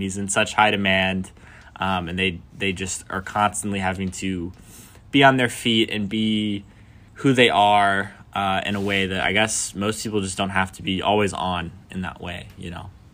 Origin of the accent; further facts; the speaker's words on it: Alabama, United States; moved away as an adult; now in Nashville, United States; I'm from Alabama